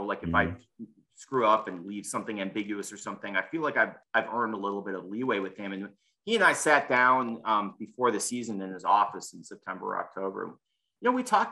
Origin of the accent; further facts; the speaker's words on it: Chicago, Illinois, United States; moved away; I grew up in Chicago